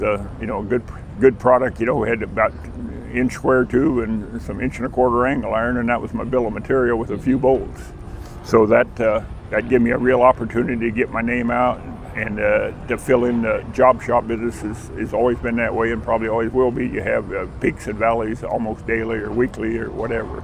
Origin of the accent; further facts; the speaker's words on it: Hanover, United States; my hometown of Hanover